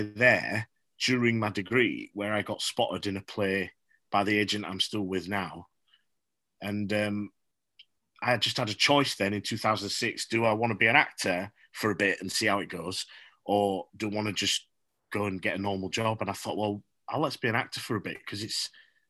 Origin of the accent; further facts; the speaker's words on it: Huddersfield, Yorkshire and the Humber, United Kingdom; I'm from Huddersfield